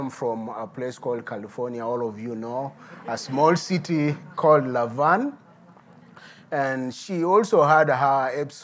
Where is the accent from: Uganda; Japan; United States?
Uganda; Midigo; I'm a native from Midigo. Midigo is a small town bordering Sudan and Congo.